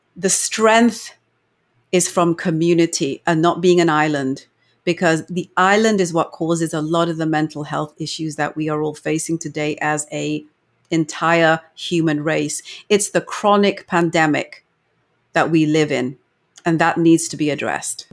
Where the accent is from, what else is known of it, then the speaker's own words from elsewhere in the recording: England, United Kingdom; moved away as an adult; now in Canada; I was born and brought up in England